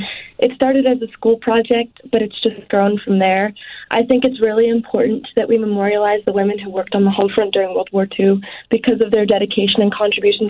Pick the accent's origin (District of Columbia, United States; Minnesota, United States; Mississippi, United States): District of Columbia, United States; Washington; where my home state